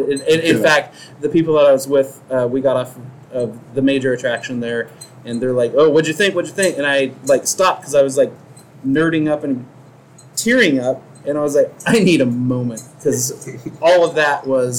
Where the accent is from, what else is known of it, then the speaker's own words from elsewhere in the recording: San Francisco, California, United States; born there; I was born in San Francisco, so I can honestly say that I left my heart in San Francisco